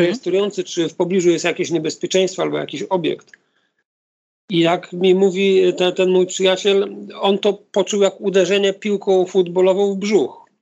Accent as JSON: {"language": "Polish", "town": "Gdynia", "region": "Pomeranian Voivodeship", "country": "Poland", "tie": "born or raised there", "said": "Mieszkam od urodzenia w Gdyni, e, w odległości 200 metrów od plaży"}